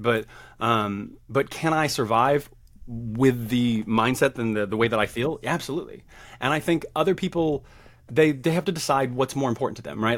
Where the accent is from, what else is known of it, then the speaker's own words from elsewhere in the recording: the South, United States; I grew up in the South.